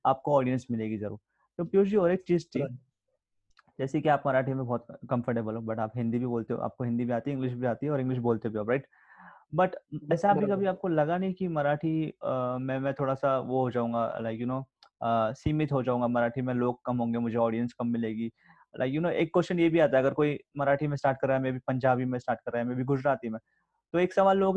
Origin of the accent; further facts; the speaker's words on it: India; first language Sindhi; मैं भी {S0} सिंधी हूँ तो मुझे भी अपनी भाषा में सुन चीजें सुनना देखना ज्यादा पसंद है